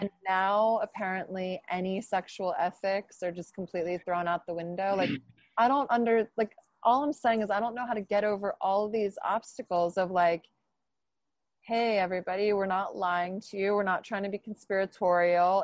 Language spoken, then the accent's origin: English; New Jersey, United States; I'm from New Jersey